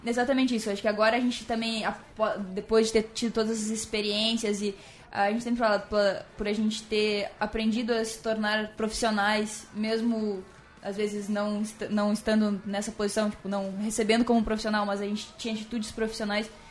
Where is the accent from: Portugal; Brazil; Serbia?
Brazil; Pinhalzinho, Santa Catarina; moved away; also born or lived in São Paulo; eu vim do interior de Santa Catarina